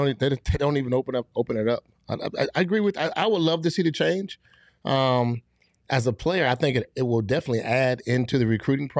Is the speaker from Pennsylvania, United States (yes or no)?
no; Fort Lauderdale, Florida, United States; I'm already from Fort Lauderdale. I'm 45 minutes away from the U.